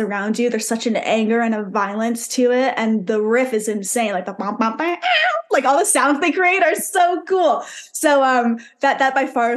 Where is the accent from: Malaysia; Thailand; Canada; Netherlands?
Canada; born or raised there; moved away